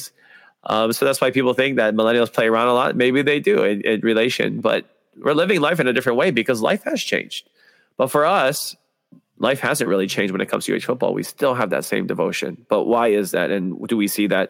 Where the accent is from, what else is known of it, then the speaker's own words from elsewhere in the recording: Hawaii, United States; what it's like growing up in Hawaii